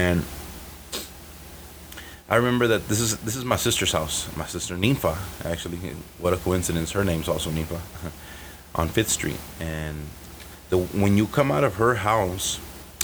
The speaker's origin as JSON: {"language": "English", "town": "Chicago", "region": "Illinois", "country": "United States", "tie": "born or raised there", "also_born_or_lived": "Aurora, Illinois", "said": "That's 45 minutes west of Chicago, my hometown"}